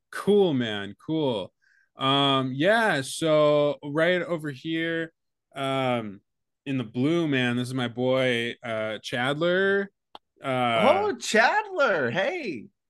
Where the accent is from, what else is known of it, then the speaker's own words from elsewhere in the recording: Connecticut, United States; See, because I'm from Connecticut.